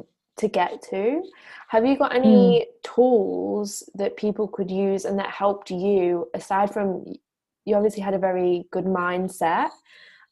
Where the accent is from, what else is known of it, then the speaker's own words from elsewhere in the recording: England, United Kingdom; I'm English